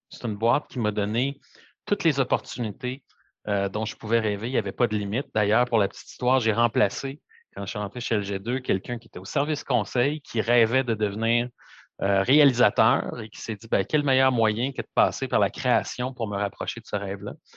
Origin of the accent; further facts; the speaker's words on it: Montreal, Quebec, Canada; toute ma vie grandi à Montréal, un pur produit de, de Montréal